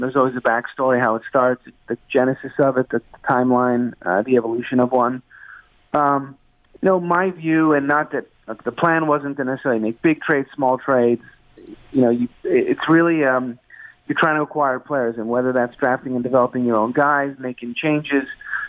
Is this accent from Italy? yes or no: no; Canada; it's a sense of pride in being a Canadian and living in Toronto.